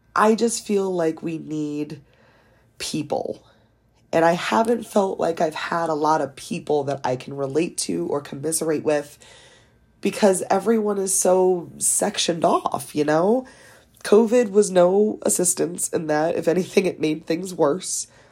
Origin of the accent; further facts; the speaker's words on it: East Coast, United States; also born or lived in Delaware; I am from the East Coast. I live in the second smallest state of Delaware